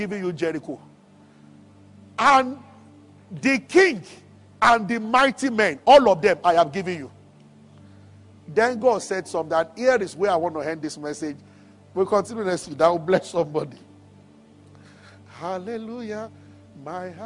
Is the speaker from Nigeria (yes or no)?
yes; Nigeria